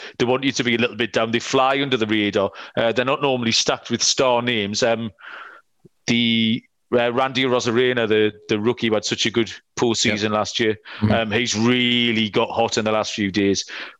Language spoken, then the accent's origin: English; England, United Kingdom; to me, as a foreigner, as an Englishman looking in, it's just absolutely and utterly baffling.